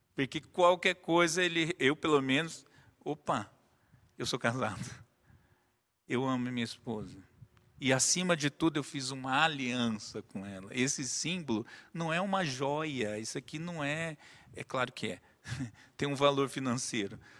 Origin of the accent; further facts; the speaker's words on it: Brazil; somos brasileiros